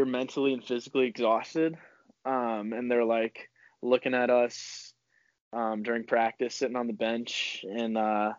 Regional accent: St. Louis, Missouri, United States; I grew up in St. Louis, Missouri

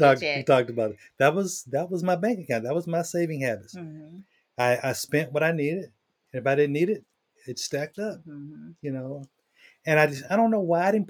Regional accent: the South, United States; I grew up in the South, in the country.

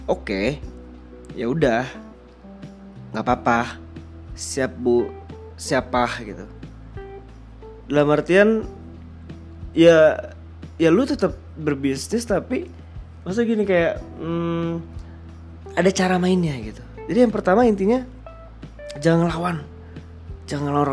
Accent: Padang, West Sumatra, Indonesia; gue orang Padang kakek gue tuh bisnis nyokap gue pun suka dagang

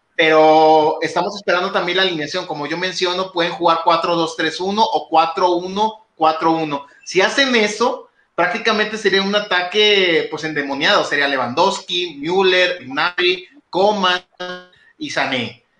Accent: Monterrey, Nuevo León, Mexico; siendo regiomontano

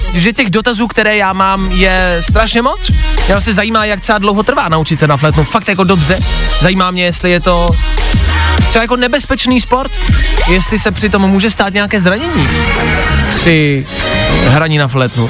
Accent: Czechia; jako Češi

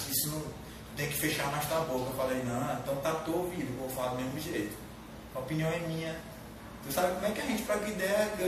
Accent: Marabá, Pará, Brazil; Nasci e me criei na Velha. Eu morei na Velha até. É, eu, morei, eu morei ali perto da, da Caixa Econômica hoje.

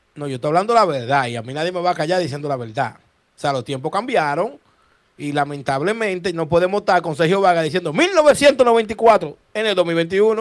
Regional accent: Dominican Republic

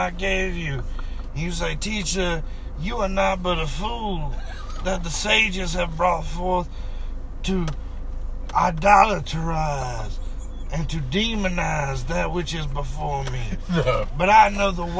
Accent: Mississippi, United States; we're from Mississippi

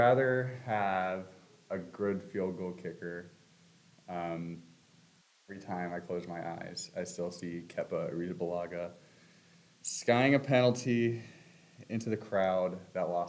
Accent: Forsyth County, Georgia, United States; also born or lived in Clemson, South Carolina; I'm originally from Forsyth County, Georgia, which is about 45 minutes north of here

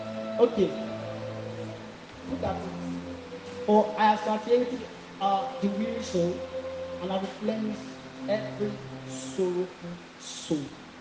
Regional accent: Lagos, Nigeria; moved away; Before I came from Lagos, my guys from me, they were initially in the same gang, fighting gang before.

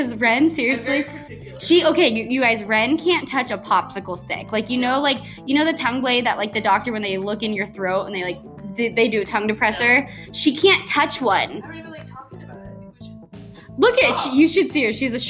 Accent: Tahoe, United States; I came from Tahoe, which is like a fucking village. Then I moved to a big ass city, culture shock.

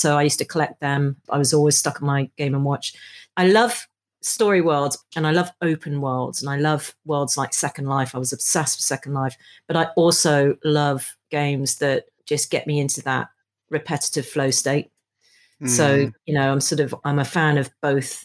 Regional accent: Hong Kong; now in United Kingdom; I grew up in Hong Kong in the 70s.

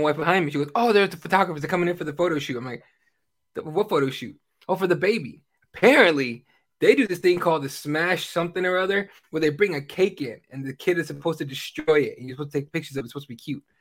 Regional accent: Mexico; moved away; I'm from Mexico

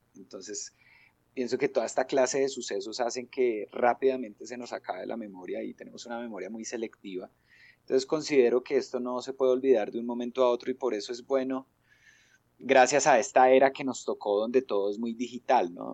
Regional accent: Madrid, Cundinamarca, Colombia; soy eh, madrileño

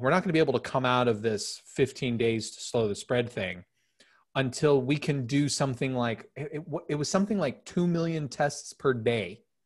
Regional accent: Phoenix, Arizona, United States; I grew up in South Phoenix.

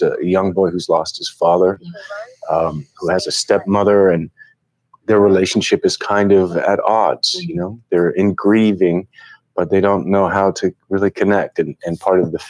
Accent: Canada; I was a wee boy growing up in Canada

